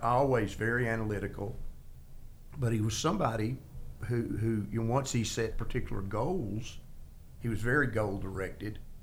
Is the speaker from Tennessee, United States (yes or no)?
yes; Middle Tennessee, United States; I grew up in Middle Tennessee